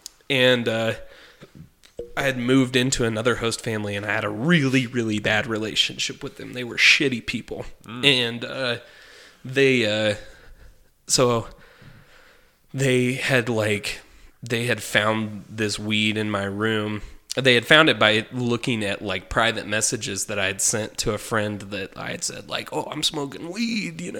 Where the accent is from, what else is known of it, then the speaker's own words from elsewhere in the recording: Texas Panhandle, United States; as a kid who, you know, in Panhandle, Texas